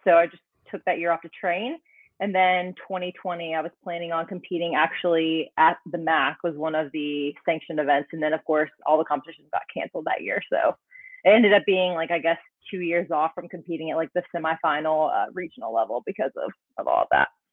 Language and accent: English; North Carolina, United States; moved away as an adult; also born or lived in Calgary, Alberta, Canada; now in Austin, United States; I was born in North Carolina and then grew up there, trained there, and then I decided to move to Calgary.